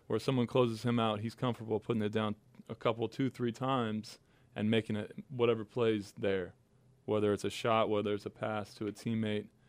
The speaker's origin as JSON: {"language": "English", "town": "Huntington Beach", "region": "California", "country": "United States", "moved": "as an adult", "lives_now": "New Orleans, United States", "said": "I'm from Huntington Beach, and it's extremely laid back."}